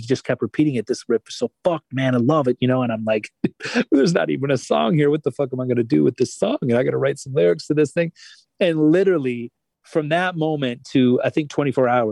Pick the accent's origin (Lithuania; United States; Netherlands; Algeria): United States; Michigan; I grew up in Michigan